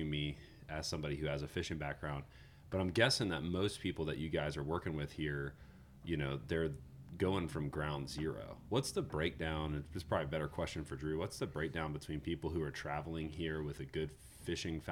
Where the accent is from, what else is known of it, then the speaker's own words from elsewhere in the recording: Florida, United States; growing up in Florida.